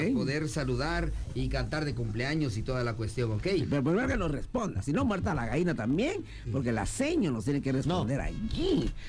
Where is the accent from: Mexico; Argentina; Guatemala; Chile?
Guatemala; Quetzaltenango; soy de Shela